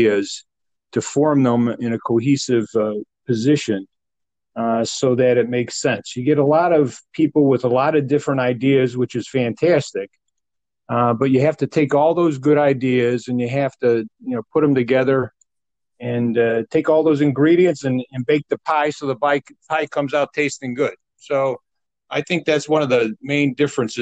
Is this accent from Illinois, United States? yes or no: yes; Glenwood, Illinois, United States; I grew up in the Village of Glenwood, so Glenwood is in my heart